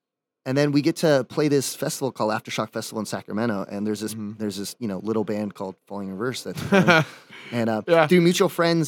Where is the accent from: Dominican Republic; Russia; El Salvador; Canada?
Dominican Republic; now in California, United States; I moved to California, which is like the goal. Because like growing up in the Dominican Republic, watching MTV, seeing all these bands and Warped Tour and stuff.